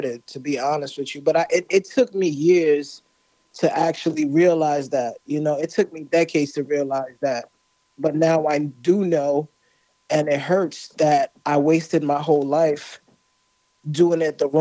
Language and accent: English; New York City, New York, United States; I'm Caribbean, so my background is Haitian. Grew up in New York